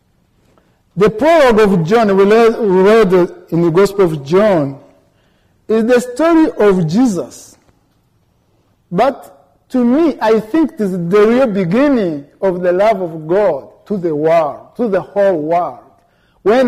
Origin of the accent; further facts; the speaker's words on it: Rwanda; moved away as an adult; now in United States; I am from Rwanda. I am a student at Concordia Seminary. I came here in December